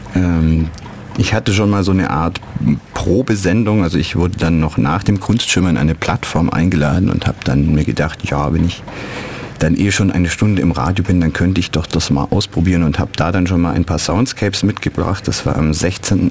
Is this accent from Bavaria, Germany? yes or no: yes; Neu-Ulm, Bavaria, Germany; moved away as an adult; also born or lived in Ulm / Düsseldorf / Cologne; ich bin in Ulm geboren und in Neu-Ulm aufgewachsen